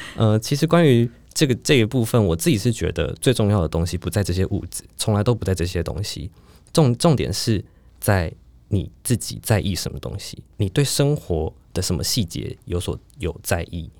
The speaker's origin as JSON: {"language": "Chinese", "region": "Taipei", "country": "Taiwan", "said": "因为我是台北人嘛"}